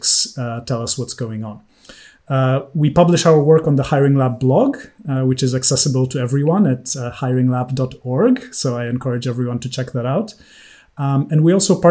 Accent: Poland; moved away as an adult; also born or lived in United States / New York / London; I grew up in Poland

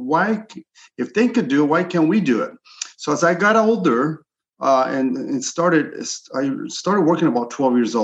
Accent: Los Angeles, California, United States; also born or lived in Chile; I'm originally from Chile and I'm an immigrant here. I came here illegally. I was about 8 or 9 years old

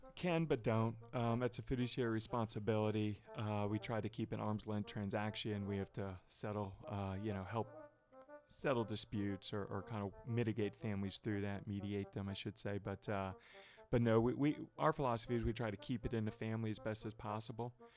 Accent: Dallas, Texas, United States; moved away as an adult; now in Northern Kentucky, United States; Not a native Texan, but uh, I grew up there

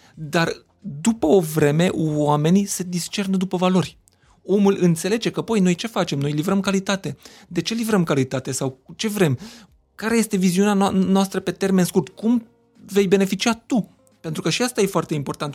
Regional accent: Miercurea Ciuc, Harghita County, Romania; first language Hungarian; Romanian is a second language; Eu vin din Mercurea uh-huh. Mhm. Ciuc, majoritatea oamenilor cu care am interacționat uh-huh. până să ajung la școală vorbeau limba maghiară.

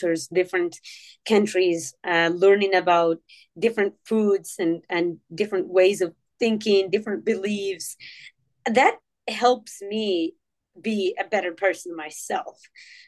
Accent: Morocco; now in Kansas City, United States; I grew up in Morocco where oral storytelling was very strong.

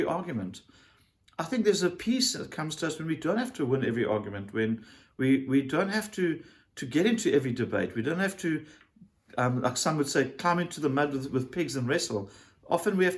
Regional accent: South Africa; as a South African

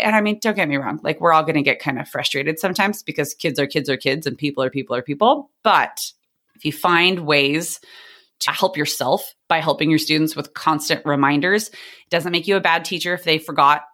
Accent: San Diego, California, United States; I teach in the district where I grew up in San Diego, California.

